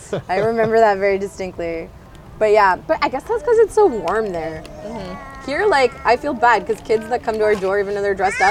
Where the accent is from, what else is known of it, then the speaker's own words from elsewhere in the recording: Toronto, Ontario, Canada; also born or lived in Arizona, United States; so I'm from Canada, but I'm from Toronto, but my family moved around a lot, and I actually ended up living in the States for 4 years. And 2 years I was in Arizona